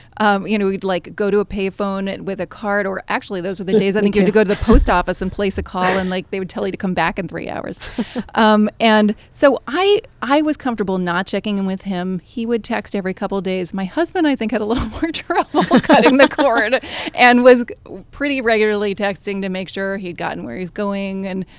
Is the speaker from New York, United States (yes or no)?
yes; Manhattan, New York, United States; because I grew up here in Manhattan, fairly privileged environment